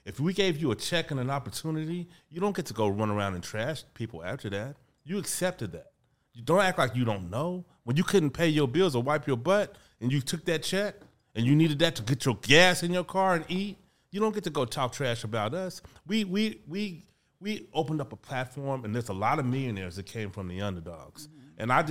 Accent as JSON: {"language": "English", "town": "Kansas City", "region": "Missouri", "country": "United States", "said": "Kansas City, Missouri."}